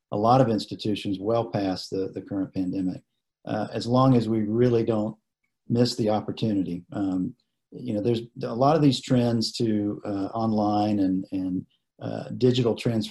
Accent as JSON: {"language": "English", "town": "Statesboro", "region": "Georgia", "country": "United States", "tie": "born or raised there", "said": "I grew up in Statesboro. My father was a professor at Georgia Southern for many years"}